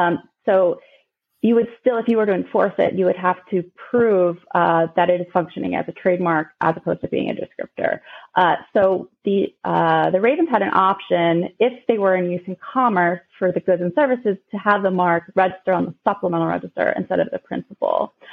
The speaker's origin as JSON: {"language": "English", "town": "Baltimore", "region": "Maryland", "country": "United States", "said": "Yes, I'm from Baltimore."}